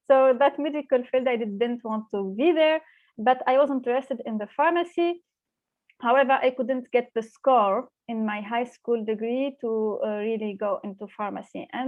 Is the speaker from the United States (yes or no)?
no; Tunisia; moved away as an adult; now in Berlin, Germany; I grew up in Tunisia. I studied uh, uh, in Tunisia for my whole my educational uh, journey.